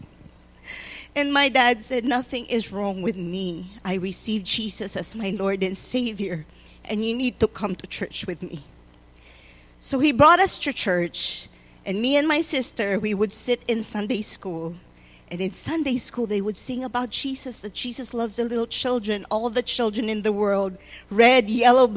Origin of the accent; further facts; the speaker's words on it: Philippines; now in Tulsa, United States; I was born and raised in the Philippines to a very poor family